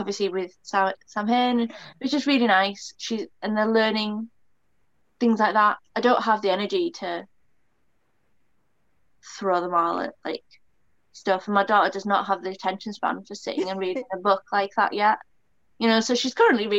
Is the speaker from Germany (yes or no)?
no; United Kingdom; I'm British, I'm Celtic.